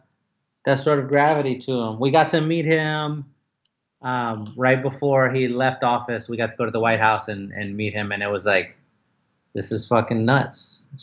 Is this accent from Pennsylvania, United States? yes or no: no; San Antonio, Texas, United States; now in Houston, United States; I'm from San Antonio, actually. I live in Houston now, but I was born in San Antonio.